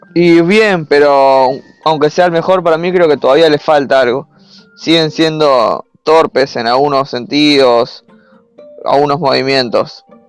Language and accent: Spanish; Buenos Aires, Argentina; De Argentina, de Buenos Aires, la capital.